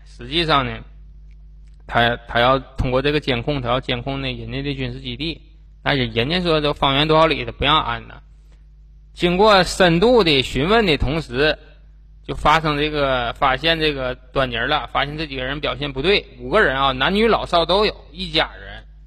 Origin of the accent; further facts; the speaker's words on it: China; 我们中国人